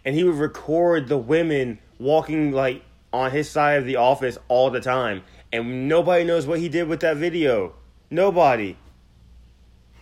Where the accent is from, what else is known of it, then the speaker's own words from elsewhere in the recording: Alabama, United States; Growing up in Alabama